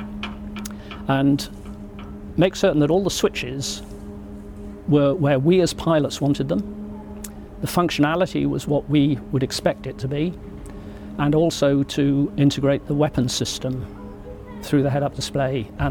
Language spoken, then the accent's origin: English; United Kingdom; as a Brit